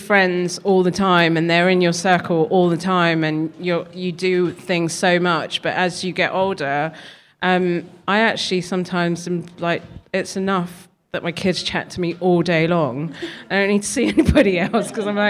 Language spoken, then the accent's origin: English; London, United Kingdom; I'm a Londoner born and bred